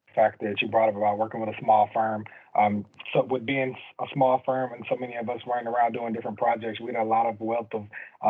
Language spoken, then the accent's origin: English; Houston, Texas, United States; I'm from the Houston, Texas area